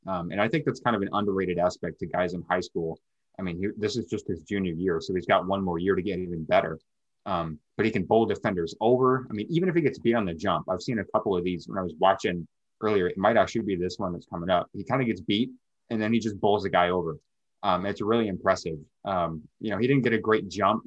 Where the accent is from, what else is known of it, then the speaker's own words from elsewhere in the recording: Lacey, Washington, United States; now in Yelm, United States; me being a Washington guy, um, I'm from Lacey and I live in Yelm